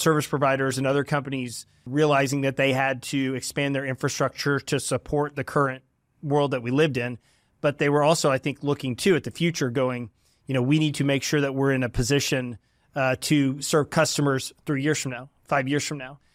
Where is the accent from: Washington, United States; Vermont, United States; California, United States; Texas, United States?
Texas, United States; Dallas; also born or lived in Waco, Texas; I'm from the Dallas area and grew up here